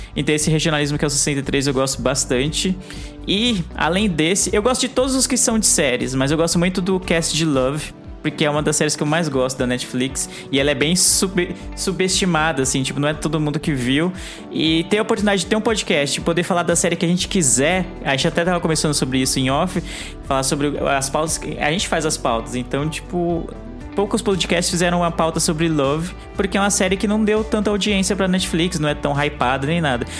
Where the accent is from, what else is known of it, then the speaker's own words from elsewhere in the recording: São Paulo, Brazil; eu sou de São Paulo